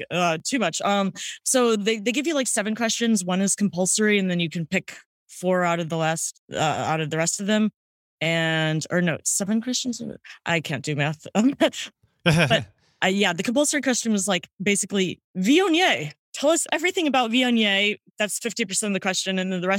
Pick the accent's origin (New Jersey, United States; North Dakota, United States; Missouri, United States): Missouri, United States; St. Louis; now in New York, United States; St. Louis, Missouri.